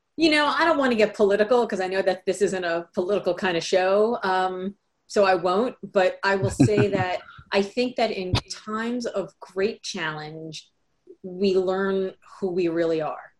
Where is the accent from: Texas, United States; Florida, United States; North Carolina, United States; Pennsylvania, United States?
Florida, United States; Miami; also born or lived in New York / California; now in Boston, United States; I grew up in Miami, Florida. So I live in Boston now, but I spent my formative years. I was born in New York, but my formative years in Miami.